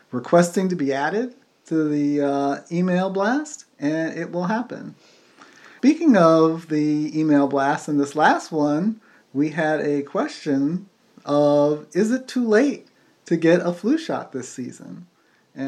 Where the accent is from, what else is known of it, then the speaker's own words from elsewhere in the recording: United States; we're American, so, you know, we do our own thing with English sometimes